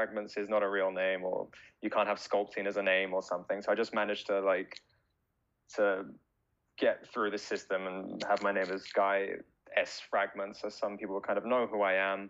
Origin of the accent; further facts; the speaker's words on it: Brighton, South East England, United Kingdom; moved away as an adult; now in Japan; I'm from a small town in the south of England called Brighton. It's about an hour south of London. So I spent the first 25 years of my life there